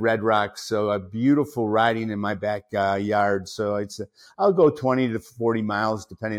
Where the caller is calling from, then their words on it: Las Vegas, Nevada, United States; I'm here in my home, Las Vegas, Nevada.